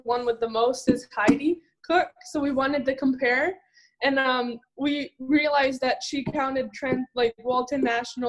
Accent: Laval, Quebec, Canada; I was born there, raised there in Laval, Quebec

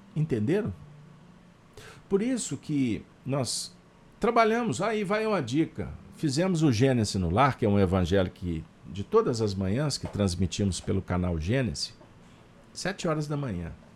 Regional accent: Minas Gerais, Brazil

